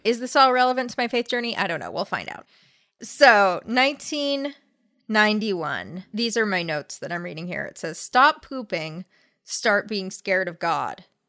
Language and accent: English; La Crescenta, California, United States; also born or lived in La Cañada Flintridge, California; La Crescenta, California, which is where I grew up.